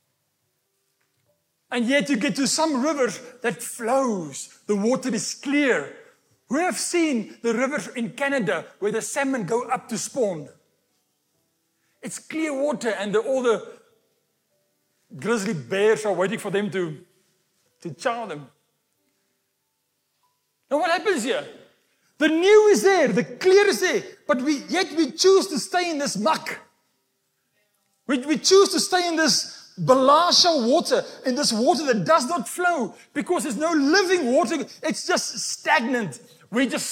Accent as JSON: {"language": "English", "town": "Walvis Bay", "region": "Erongo", "country": "Namibia", "tie": "born or raised there", "said": "the sand dune in Walvis Bay, where I was born in Namibia"}